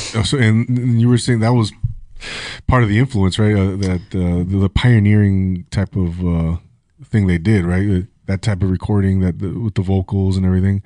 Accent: Rancho Cucamonga, California, United States; now in Ventura, United States; I grew up in Rancho Cucamonga, Inland Empire

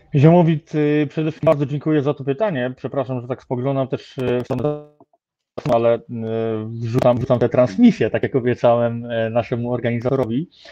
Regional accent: Lubusz Voivodeship, Poland; pochodzę z województwa lubuskiego

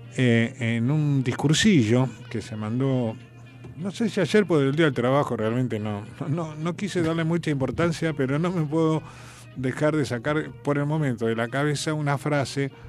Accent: General San Martín, Buenos Aires Province, Argentina; yo no soy porteño, yo soy de Lamba, soy bonaerense. Nací en el partido vecino acá de General San Martín en un hospital público

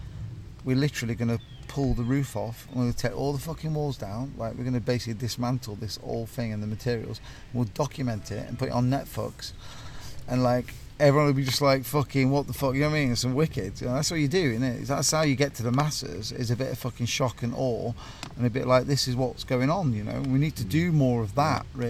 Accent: North Nottinghamshire, East Midlands, United Kingdom; I'm from North Nottinghamshire, coal mining town

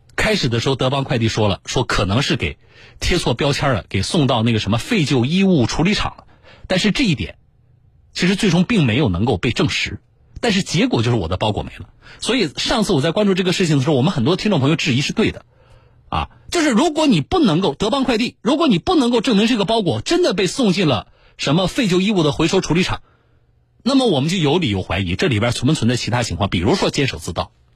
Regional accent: Jiangsu, China; 我们江苏人

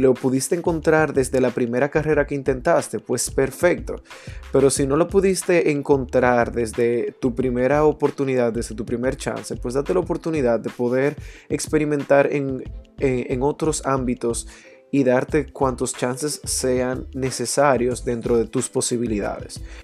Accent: Santiago de los Caballeros, Santiago, Dominican Republic; en mi infancia en Santiago, que, es de la ciudad donde provengo

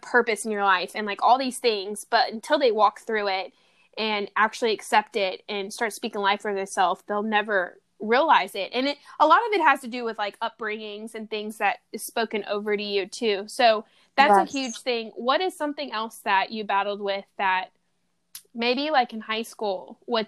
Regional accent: Louisiana, United States; now in California, United States; I'm in California and I love the weather here, but I'm originally from Louisiana.

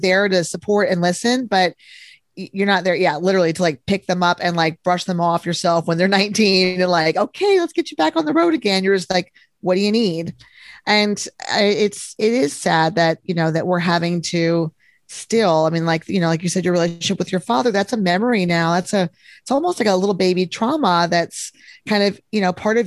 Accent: Texas, United States; I'm from Texas

